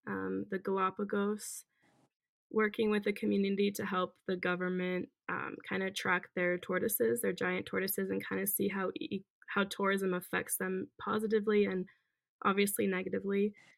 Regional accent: Germany; I grew up traveling a lot. So I was a military brat growing up in Germany.

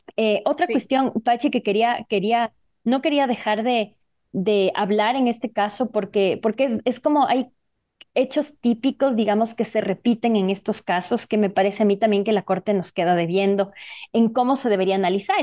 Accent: Ecuador; aquí en mi país, Ecuador

